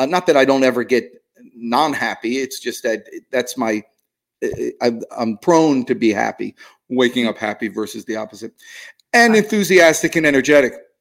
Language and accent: English; New Jersey, United States; I'm from New Jersey